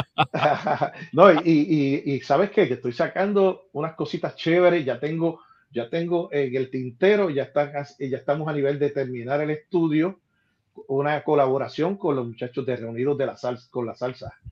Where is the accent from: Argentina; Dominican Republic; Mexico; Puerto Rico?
Puerto Rico; Ponce; en el Carnaval de Ponce, mi ciudad natal